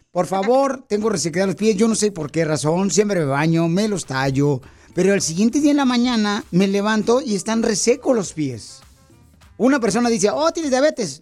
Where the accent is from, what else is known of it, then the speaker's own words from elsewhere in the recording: Mexico; Soy mexicano